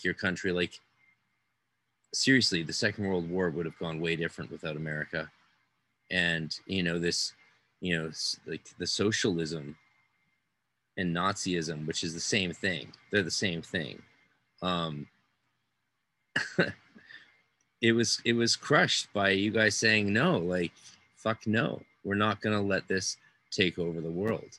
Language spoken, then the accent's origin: English; Canada; my home country of Canada